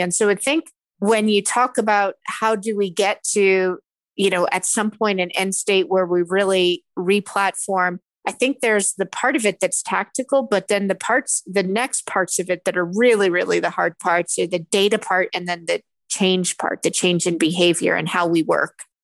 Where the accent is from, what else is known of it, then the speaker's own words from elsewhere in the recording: Philadelphia, Pennsylvania, United States; I'm from Philadelphia